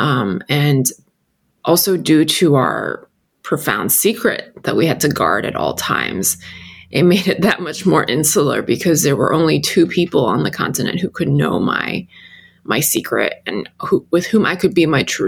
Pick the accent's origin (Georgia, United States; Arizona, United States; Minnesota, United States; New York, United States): New York, United States; New York City; English is a second language; I had been living there for 7 years